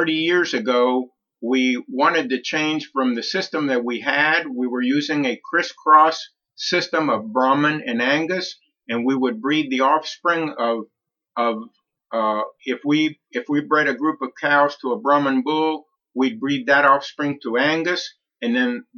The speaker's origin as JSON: {"language": "English", "country": "Colombia", "tie": "born or raised there", "moved": "yes", "lives_now": "Okeechobee, United States", "said": "I was born in Colombia, South America."}